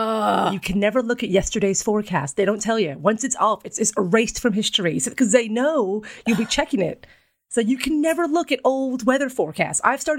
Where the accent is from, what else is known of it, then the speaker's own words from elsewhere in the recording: United States; now in England, United Kingdom; being an American who's very good at being English